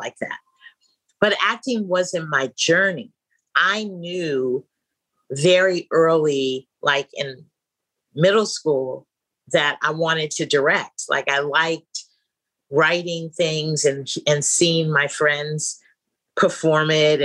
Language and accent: English; San Francisco, California, United States; I was born and raised in San Francisco, California